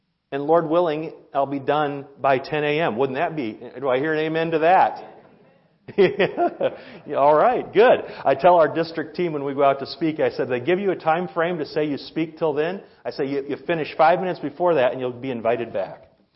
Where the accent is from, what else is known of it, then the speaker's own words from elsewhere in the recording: Iowa, United States; now in Rib Mountain, United States; I'm from Iowa, where the highest point is a overpass